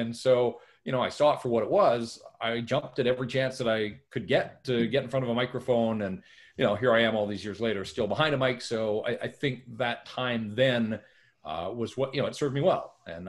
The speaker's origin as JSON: {"language": "English", "town": "North Vancouver", "region": "British Columbia", "country": "Canada", "tie": "born or raised there", "said": "I'm born and raised in North Van, live there now as well, so I've come full circle."}